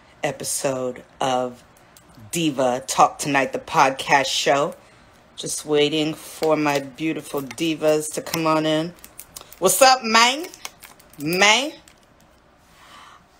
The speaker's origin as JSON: {"language": "English", "town": "San Jose", "region": "California", "country": "United States", "said": "I'm from San Jose, California"}